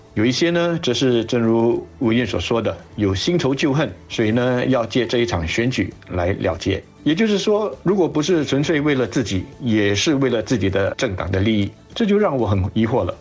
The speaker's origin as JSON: {"language": "Chinese", "country": "Singapore", "said": "我们新加坡人"}